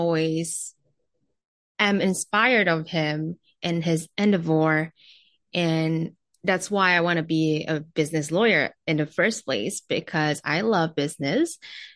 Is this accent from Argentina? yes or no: no; Jakarta, Indonesia; moved away; also born or lived in New York; I was born and raised in Jakarta, Indonesia